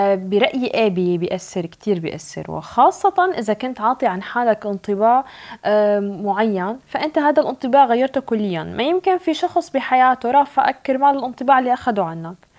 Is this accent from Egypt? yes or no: no; Syria; now in Norway; أنا سورية